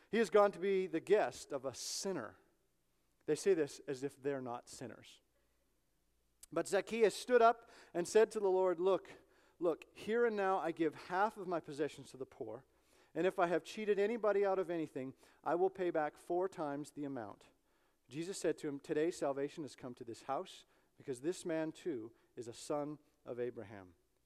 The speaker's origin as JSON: {"language": "English", "country": "Canada", "moved": "yes", "said": "I'm Canadian, I'm from Canada"}